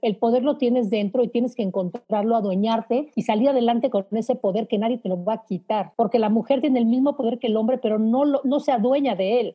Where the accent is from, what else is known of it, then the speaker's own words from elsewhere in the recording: Mexico; como mexicanos nada más estamos dos